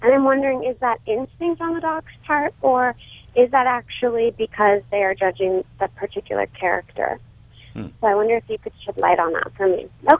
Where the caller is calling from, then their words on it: Los Angeles, California, United States; I'm calling from Mar Vista.